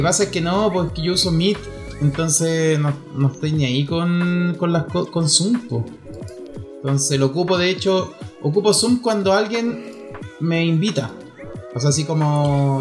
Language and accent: Spanish; Chile; somos chilenos